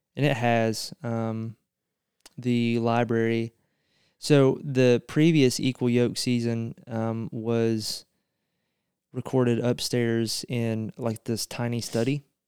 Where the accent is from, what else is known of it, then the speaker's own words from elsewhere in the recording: central Eastern Kentucky, United States; my hometown